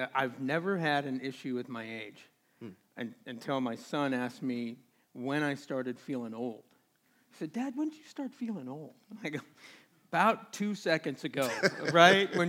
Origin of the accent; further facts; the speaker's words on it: Portland, Oregon, United States; moved away as an adult; now in Phoenix, United States; originally from the Northwest, just outside of Portland